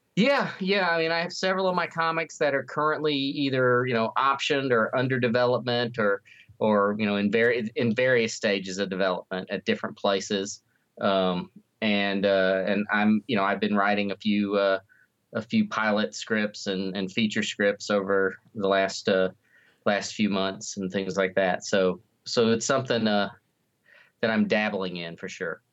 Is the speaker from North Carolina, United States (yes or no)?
yes; North Carolina, United States; now in Missouri, United States; I grew up in North Carolina, but I've been in Missouri for a long time now